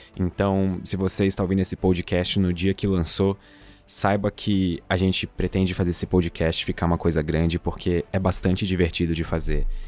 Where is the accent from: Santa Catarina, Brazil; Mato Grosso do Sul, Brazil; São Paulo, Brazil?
Santa Catarina, Brazil; eu falo bastante tu, porque eu sou de Santa Catarina, então é o jeito que a gente fala aqui